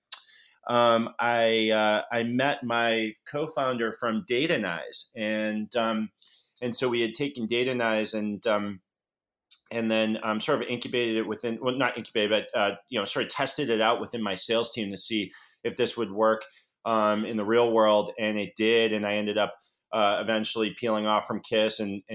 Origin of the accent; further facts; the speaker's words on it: Boston, Massachusetts, United States; moved away as an adult; also born or lived in San Francisco; I'm a Boston boy born and bred.